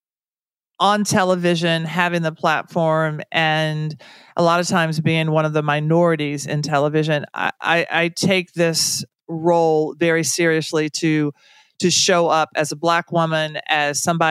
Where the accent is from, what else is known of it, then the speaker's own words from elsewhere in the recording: Tennessee, United States; I'm from Tennessee. So I'm not from gumbo country